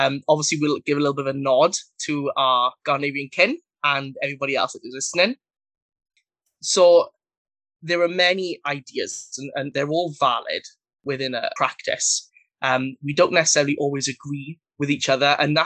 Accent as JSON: {"language": "English", "region": "Wales", "country": "United Kingdom", "said": "I am from Wales in the UK"}